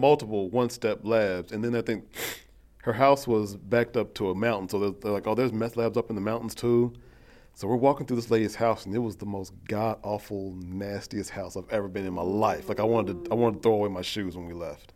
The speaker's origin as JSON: {"language": "English", "town": "Lexington", "region": "Kentucky", "country": "United States", "tie": "born or raised there", "also_born_or_lived": "Cleveland", "said": "Born and raised in Lexington"}